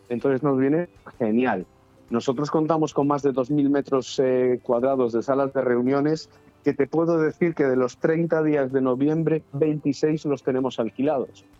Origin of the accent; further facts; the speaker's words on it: Galicia, Spain; moved away; yo que soy gallego